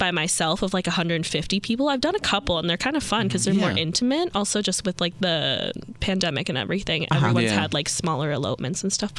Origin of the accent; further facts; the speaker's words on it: New Berlin, Wisconsin, United States; also born or lived in Milwaukee; I am from New Berlin.